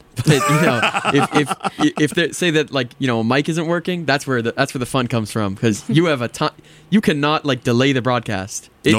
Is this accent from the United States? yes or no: yes; Belmont, Massachusetts, United States; I mean, I'm from Boston. I'm from actually just outside of Boston. I grew up in Belmont for most of my life.